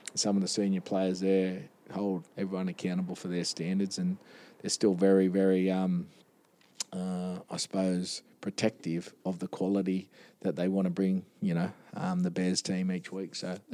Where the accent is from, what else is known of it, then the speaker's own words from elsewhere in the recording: Newcastle, New South Wales, Australia; moved away as an adult; also born or lived in Queensland; because I was from Newcastle